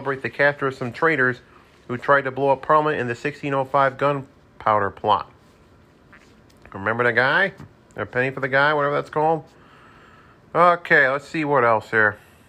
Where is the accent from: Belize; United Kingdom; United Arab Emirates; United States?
United States; Detroit, Michigan; My hometown of Detroit, Michigan, AEW was there just two nights ago.